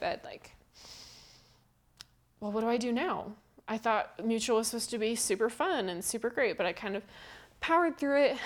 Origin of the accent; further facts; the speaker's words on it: Cameron Park, California, United States; I'm from Northern California, a town called Cameron Park